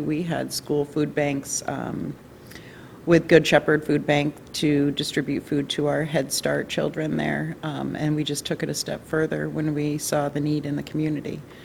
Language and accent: English; New York, United States; moved away as an adult; also born or lived in Texas / Missouri; now in Belfast, United States; I'm originally from New York